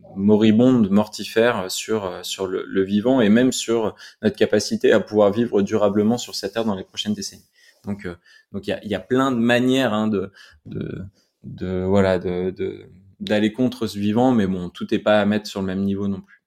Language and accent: French; Grenoble, Auvergne-Rhône-Alpes, France; je suis grenoblois donc euh, donc la montagne elle est toujours autour de nous